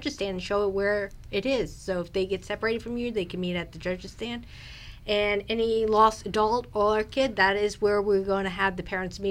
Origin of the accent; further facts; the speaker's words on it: South Florida, United States; moved away as an adult; now in Fredericksburg, United States; I'm from South Florida